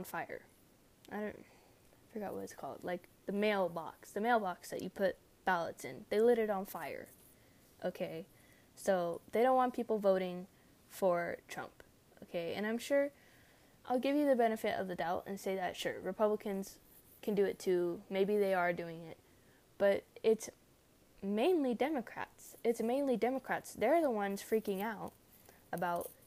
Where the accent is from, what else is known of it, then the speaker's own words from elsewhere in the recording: California, United States; my home state, California